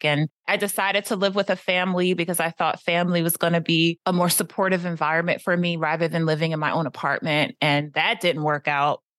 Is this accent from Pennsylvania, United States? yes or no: yes; Philadelphia, Pennsylvania, United States; moved away as an adult; also born or lived in Paris / New York / New Jersey; I was born in Philadelphia, lived in Paris, New York, New Jersey, and now back in P